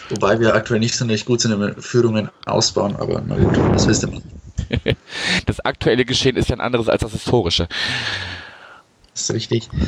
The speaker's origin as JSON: {"language": "German", "town": "Fürth", "region": "Bavaria", "country": "Germany", "said": "Äh, ich komme aus Fürth, was auch relativ einfach erklärt, warum die Spielvereinigung."}